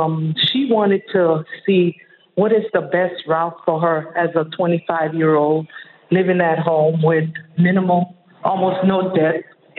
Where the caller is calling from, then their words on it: Miami, Florida, United States; I'm calling from Miami, Florida